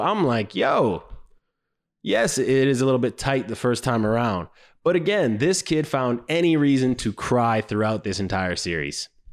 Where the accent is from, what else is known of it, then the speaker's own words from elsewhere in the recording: Canada; I was raised in Canada.